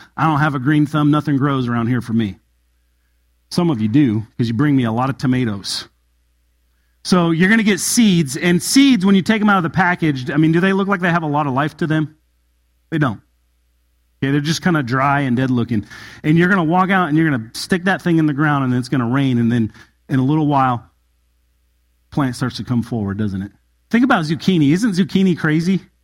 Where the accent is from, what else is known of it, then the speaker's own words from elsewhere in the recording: Southern California, United States; moved away; I come from Southern California and I lived in an area called the high desert